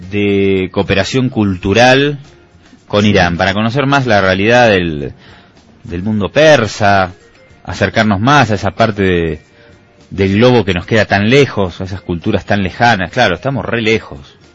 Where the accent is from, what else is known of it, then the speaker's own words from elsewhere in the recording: Argentina; born there; y yo nací en Argentina en el año 1976, eh, dos meses después del golpe de Estado de Videla.